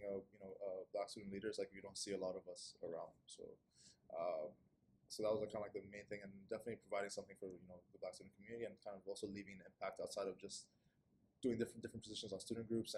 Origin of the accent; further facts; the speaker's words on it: Saudi Arabia; moved away as an adult; also born or lived in Kenya; now in Toronto, Canada; I'm originally from Kenya, but I grew up in Saudi Arabia and moved here in 2018 to pursue my post-secondary education